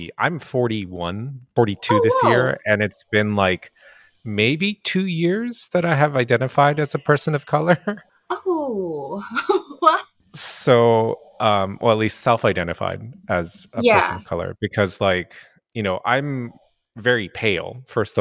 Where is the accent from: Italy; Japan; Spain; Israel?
Japan; also born or lived in United States; now in Montreal, Canada; I grew up in Japan, like in like, I wouldn't say rural Japan, but like kind of middle of nowhere